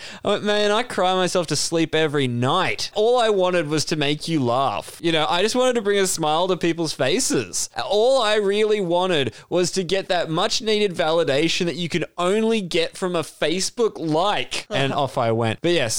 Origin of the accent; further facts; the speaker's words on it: Yorkshire and the Humber, United Kingdom; I'm a Yorkshireman man, like a guy from Yorkshire.